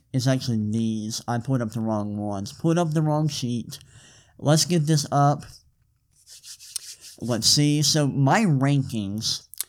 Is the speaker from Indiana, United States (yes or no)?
no; Atlanta, Georgia, United States; I'm from Atlanta.